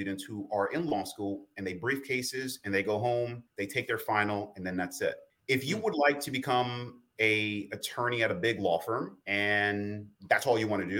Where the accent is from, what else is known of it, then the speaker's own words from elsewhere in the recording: New York City, New York, United States; when I was a kid growing up in the South Bronx, New York